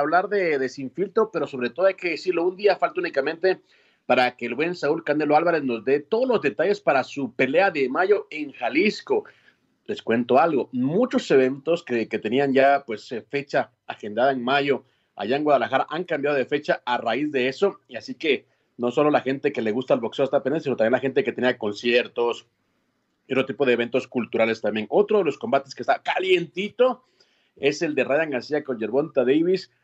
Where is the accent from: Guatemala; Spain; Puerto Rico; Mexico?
Guatemala; moved away; aquí estoy en mi tierra, obviamente ya también ahí salpicado con el acento de este hermoso país